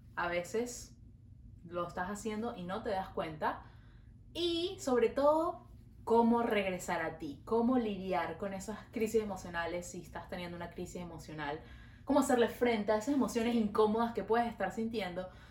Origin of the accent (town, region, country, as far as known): Venezuela; now in Montreal, Canada